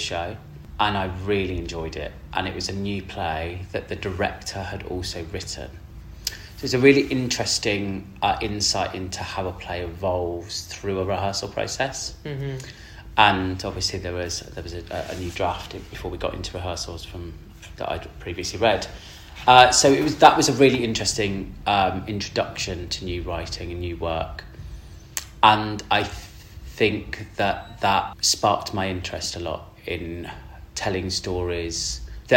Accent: Birmingham, West Midlands, United Kingdom; moved away; also born or lived in Bristol; I grew up in Birmingham. I was actually born in Bristol.

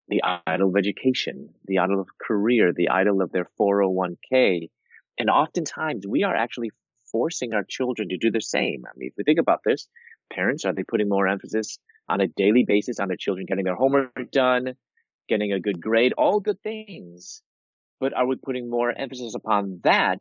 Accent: Chicago, Illinois, United States; moved away as an adult; also born or lived in Louisville, Kentucky; I'm from Chicago and I moved to Louisville, Kentucky

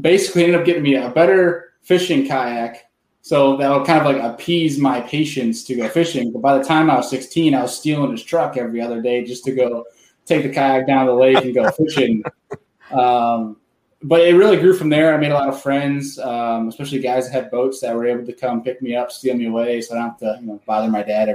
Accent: near Rochester, New York, United States; I grew up no one's gonna know the town name, but for one that people might know is it's Rochester, New York

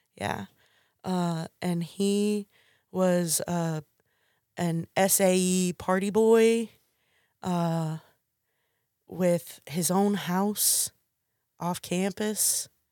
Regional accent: McComb, Mississippi, United States; also born or lived in Hattiesburg, Mississippi; started attending the junior college in my hometown

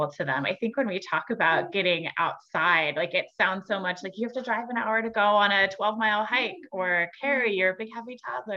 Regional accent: San Diego, California, United States; moved away; I grew up in San Diego

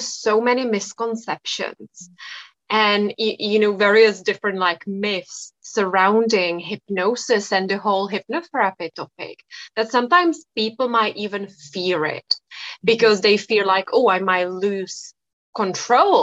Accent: Czechia; I come from the Czech Republic. So it is a Czech name

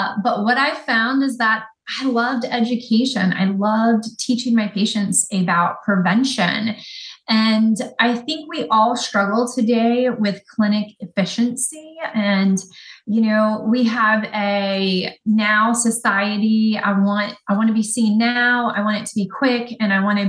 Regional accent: Ocean Springs, Mississippi, United States; moved away as an adult; also born or lived in New Orleans, Louisiana / Fort Lauderdale, Florida; now in Pensacola, United States; I grew up on the Gulf Coast. So born in New Orleans, spent the later part of my childhood in Ocean Springs, Mississippi.

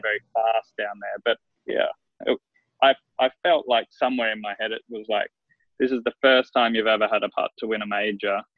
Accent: Queensland, Australia; also born or lived in South Australia; I've lived here since I was seven years old. So I, I feel very much like I've grown up a Queenslander

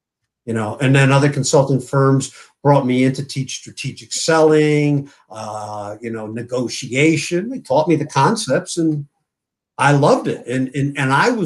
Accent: Connecticut, United States; my hometown in Connecticut

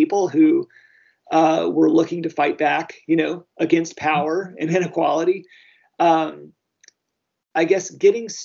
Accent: the South, United States; I grew up in the South in the 80s and my parents are Southern

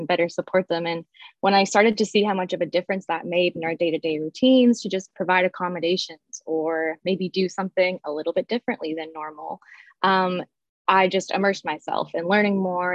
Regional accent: Barrie, Ontario, Canada; I'm some nobody from Barrie, Ontario, which is slightly north of Toronto

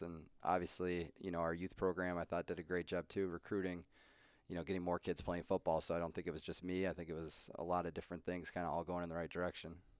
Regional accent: Colorado, United States; moved away as an adult; also born or lived in Lake Forest, Illinois; I grew up in Colorado

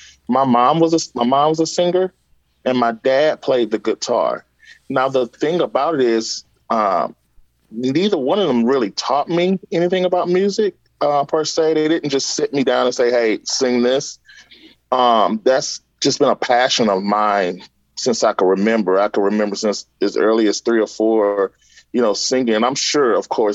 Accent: Louisiana, United States; I'm from Louisiana. I grew up very strict in the church

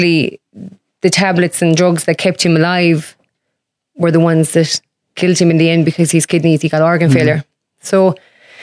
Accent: Doonbeg, County Clare, Ireland; I am from a lovely little village called Dunbeg in West Clare.

